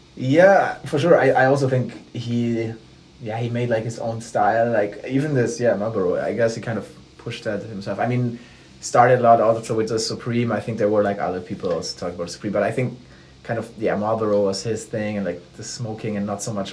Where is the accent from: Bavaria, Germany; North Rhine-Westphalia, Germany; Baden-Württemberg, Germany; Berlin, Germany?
Baden-Württemberg, Germany; Ludwigsburg; I'm from Ludwigsburg, which is like a city in Baden-Württemberg